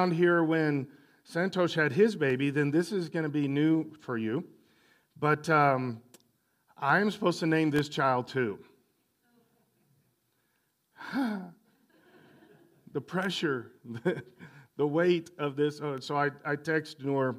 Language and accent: English; El Paso, Texas, United States; I grew up in El Paso area